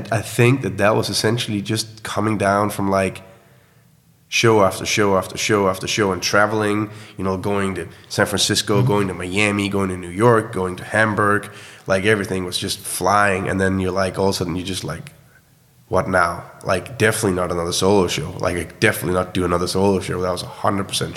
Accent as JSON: {"language": "English", "town": "Horsens", "region": "Central Denmark Region", "country": "Denmark", "tie": "born or raised there", "said": "my hometown called Horsens, which is essentially an old military town"}